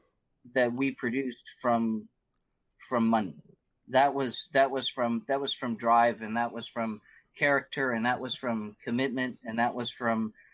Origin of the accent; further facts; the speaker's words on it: Florida, United States; destroying the ecosystems of this South Fork of the St. Lucie River and the Indian River Lagoon, where I grew up on the East Coast.